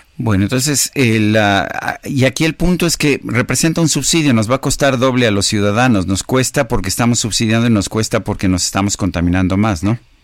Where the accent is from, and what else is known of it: Mexico